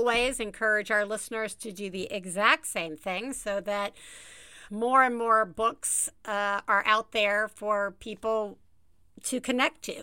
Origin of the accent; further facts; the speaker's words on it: Tuscaloosa, Alabama, United States; my accent like talking to somebody from my hometown of Tuscaloosa, Alabama